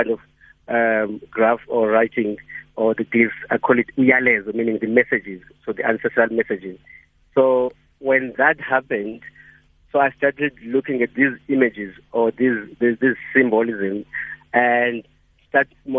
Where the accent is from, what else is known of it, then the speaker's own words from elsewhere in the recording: Ngobozana, Eastern Cape, South Africa; now in Cape Town, South Africa; my community, which is the village where I grew up in Ngomozan